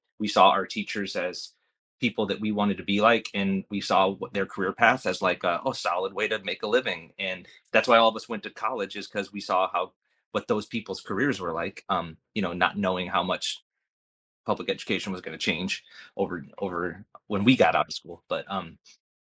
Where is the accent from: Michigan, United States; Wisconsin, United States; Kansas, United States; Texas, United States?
Wisconsin, United States; Janesville; moved away as an adult; also born or lived in Colorado; now in Hood River, United States; I grew up in Janesville